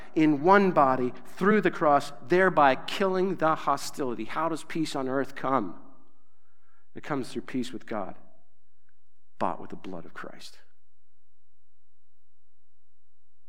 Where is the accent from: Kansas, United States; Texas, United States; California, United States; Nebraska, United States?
Nebraska, United States; I'm from Nebraska